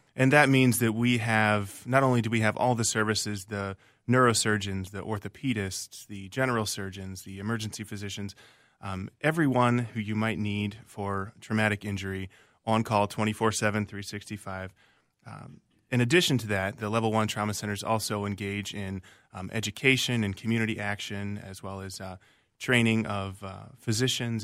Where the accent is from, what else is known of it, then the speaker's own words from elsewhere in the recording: Virginia, United States; moved away as an adult; also born or lived in Minnesota; now in Minneapolis, United States; I was born and raised in Virginia, the state of Virginia, not Virginia, Minnesota